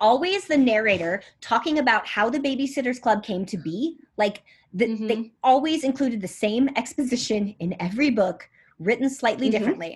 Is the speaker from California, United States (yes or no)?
yes; Southern California, United States; I grew up in Southern California